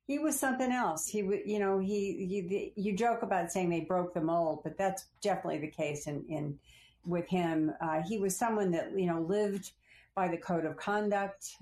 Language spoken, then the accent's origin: English; Phoenix, Arizona, United States; moved away as an adult; also born or lived in California / Washington; I was from Phoenix, Arizona, and although I'd gone to college in California